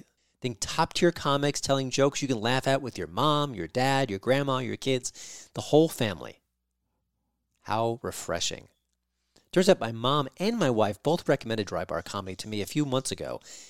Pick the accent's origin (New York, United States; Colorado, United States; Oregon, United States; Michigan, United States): New York, United States; Listen, I'm from New York.